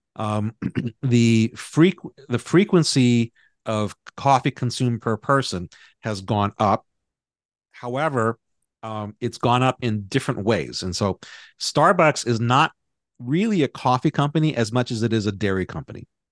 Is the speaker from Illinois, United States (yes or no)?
no; Hawaii, United States; I grew up in Hawaii